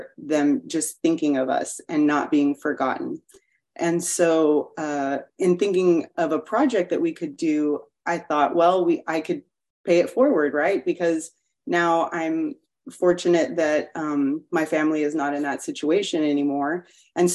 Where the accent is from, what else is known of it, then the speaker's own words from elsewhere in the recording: Corpus Christi, Texas, United States; moved away as an adult; now in Houston, United States; I'm originally from Corpus Christi, Texas, and we moved here in 2008 to Houston for my husband's work